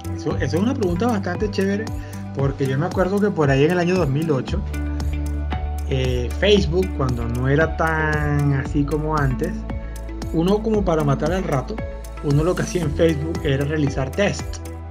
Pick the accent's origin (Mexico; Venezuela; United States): Venezuela; somos venezolanos